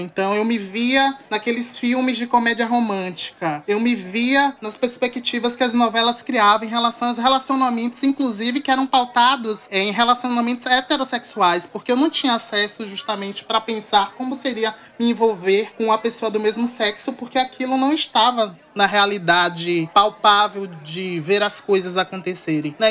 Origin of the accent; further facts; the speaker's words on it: Santo Antônio de Jesus, Bahia, Brazil; moved away as an adult; now in Salvador, Brazil; sou natural de Santo Antônio de Jesus, Bahia, Recôncavo Baiano, né, mas resido em Salvador há 10 anos